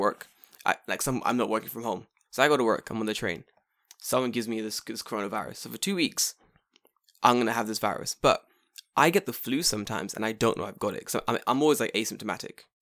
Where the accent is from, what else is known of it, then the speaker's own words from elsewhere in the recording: London, United Kingdom; now in Japan; I'm English. I'm from London